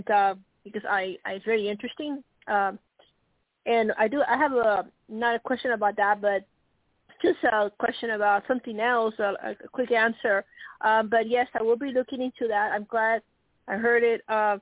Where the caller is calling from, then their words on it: Nebraska, United States; from Nebraska